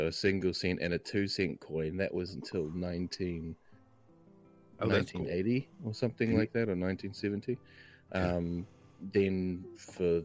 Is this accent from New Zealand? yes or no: yes; New Zealand; accent: Kiwi